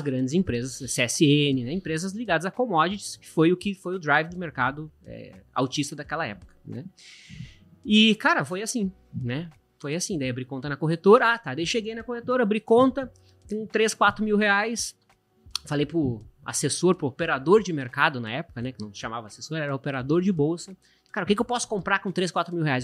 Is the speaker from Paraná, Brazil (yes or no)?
no; Caxias do Sul, Rio Grande do Sul, Brazil; moved away as an adult; also born or lived in Porto Alegre; sou de Caxias do Sul